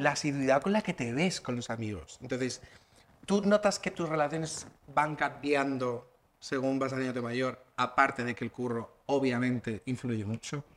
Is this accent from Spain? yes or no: yes; Region of Murcia, Spain; now in Madrid, Spain; Yo tengo entorno en Lorca, yo soy de Murcia